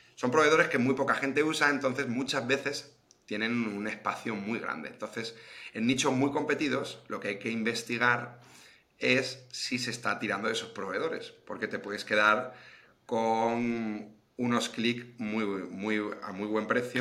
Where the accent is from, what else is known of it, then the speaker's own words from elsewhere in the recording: Madrid, Community of Madrid, Spain; yo soy de Madrid